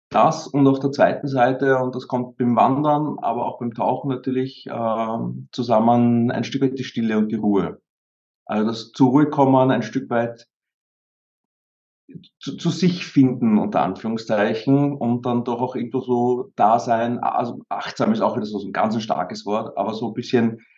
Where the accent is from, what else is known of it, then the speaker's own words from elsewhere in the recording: Vienna, Austria; Also ich bin auch in Wien aufgewachsen, die ersten paar Jahre. Wir sind aber auch dann sehr schnell aufs Land rausgezogen.